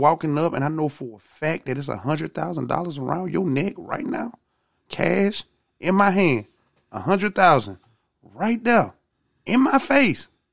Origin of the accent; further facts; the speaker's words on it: Georgia, United States; I'm from Georgia